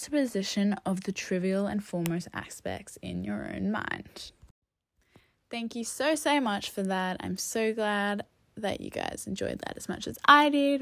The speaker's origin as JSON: {"language": "English", "country": "Australia", "said": "I am white, and I am Australian and living in a modern world"}